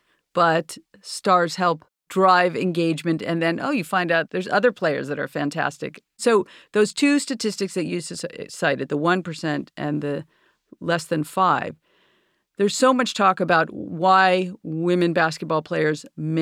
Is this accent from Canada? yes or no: no; New York, United States; I'm a New Yorker